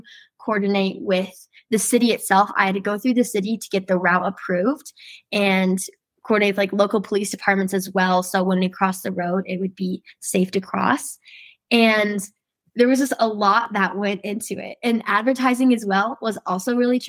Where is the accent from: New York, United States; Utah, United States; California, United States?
Utah, United States; Salem; I'm from Salem, Utah, and I'm going to be a senior at Salem Hills High School this next year.